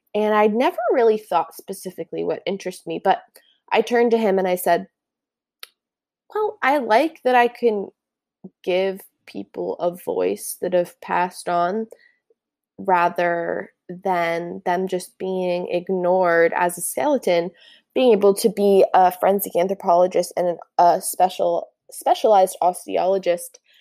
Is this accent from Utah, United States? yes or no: no; Santa Barbara, California, United States; also born or lived in Newport, Oregon / Ventura, California; when I was seven, I moved to Santa Barbara, where I did most of my elementary and middle school years